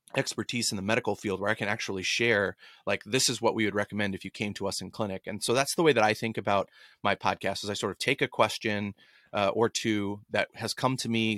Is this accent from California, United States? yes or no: no; Dallas, Texas, United States; growing up in Dallas